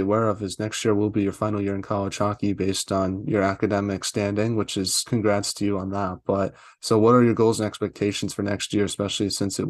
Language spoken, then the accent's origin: English; Boston, Massachusetts, United States; and I'm from Boston too